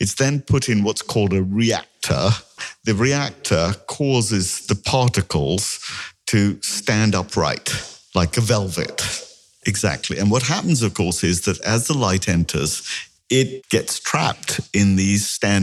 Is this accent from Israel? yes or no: no; India; I'm Indian